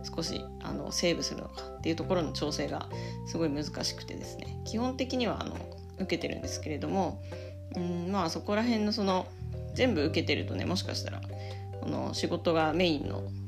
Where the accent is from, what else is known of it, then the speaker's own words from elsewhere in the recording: Yamagata, Japan; 私の地元である山形県に移住したんですね。